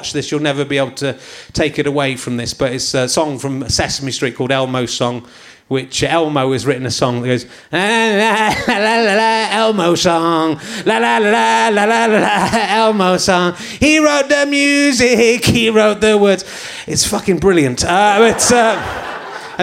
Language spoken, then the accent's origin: English; England, United Kingdom; accent: English; I'm speaking in my English accent